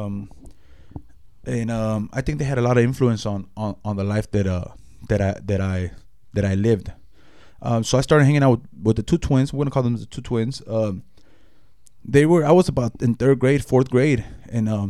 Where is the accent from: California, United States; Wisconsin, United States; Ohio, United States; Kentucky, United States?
California, United States; Los Angeles; moved away; also born or lived in Long Beach, California / Compton, California / Mexico; I was from Los Angeles, California. That's my county. I was born in Long Beach